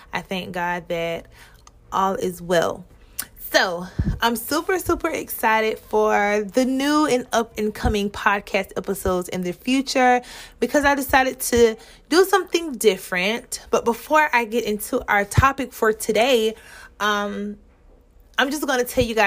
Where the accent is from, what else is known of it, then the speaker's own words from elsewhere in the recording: Mullins, South Carolina, United States; I'm from Mullen, South Carolina